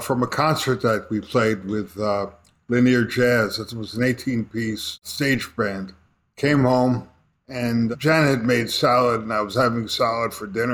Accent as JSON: {"language": "English", "region": "New York", "country": "United States", "tie": "born or raised there", "moved": "as an adult", "lives_now": "Georgia, United States", "said": "I started out in the city of New York. I was born in the Bronx. Went to high school in Brooklyn"}